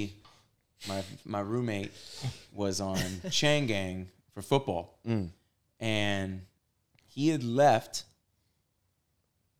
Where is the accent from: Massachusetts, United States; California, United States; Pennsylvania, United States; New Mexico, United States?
California, United States; moved away as an adult; also born or lived in Missouri; … from California.